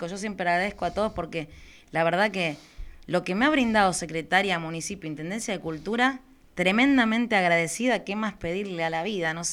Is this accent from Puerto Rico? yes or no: no; Zona Sur, Buenos Aires Province, Argentina; Somos de acá de Zona